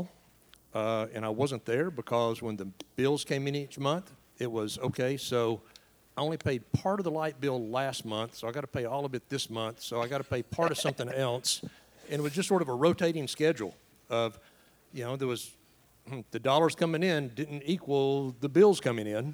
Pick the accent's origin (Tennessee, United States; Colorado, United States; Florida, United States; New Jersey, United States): Tennessee, United States; East; moved away as an adult; now in Asheville, United States; Raised in a small town in East Tennessee. Grew up there, then went on to teach about 20 miles away from my hometown